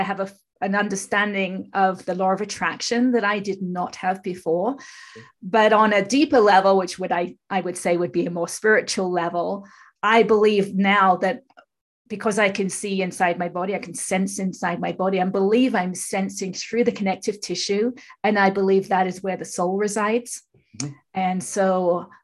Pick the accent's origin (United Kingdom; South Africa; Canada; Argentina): United Kingdom; England; moved away as an adult; now in California, United States; I'm from England, but I live in California, have done for 30 odd years.